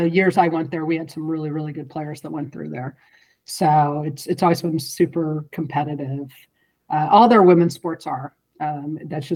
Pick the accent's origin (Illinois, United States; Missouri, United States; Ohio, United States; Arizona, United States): Missouri, United States; St. Louis; moved away as an adult; also born or lived in Chicago / Southern California; now in California, United States; I grew up in St. Louis, and so I was born and raised until I was 18.